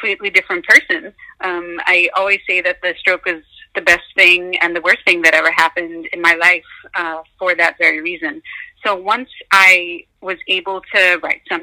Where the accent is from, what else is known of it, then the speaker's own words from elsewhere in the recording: New York, United States; Growing up in New York